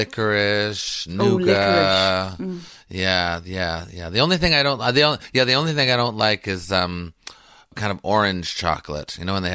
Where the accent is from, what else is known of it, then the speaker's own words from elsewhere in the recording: Quebec, Canada; I grew up in Canada, which still has remnants of the empire. But I was in the French section, Quebec. So they're very, they're kind of anti-British, though we were English.